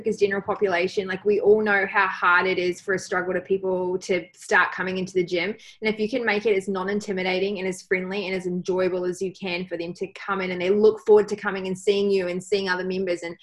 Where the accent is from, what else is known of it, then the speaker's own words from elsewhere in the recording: New Zealand; now in Australia; Being a Kiwi citizen